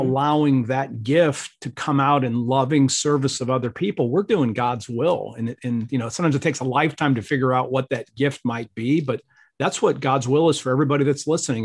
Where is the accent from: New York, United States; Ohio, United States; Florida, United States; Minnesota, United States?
Ohio, United States; I grew up in Ohio